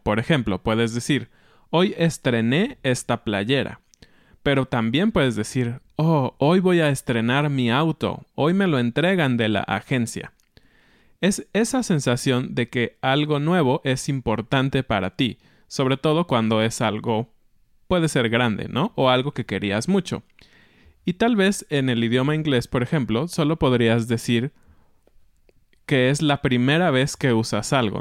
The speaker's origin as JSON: {"language": "Spanish", "country": "Mexico", "said": "como mexicanos"}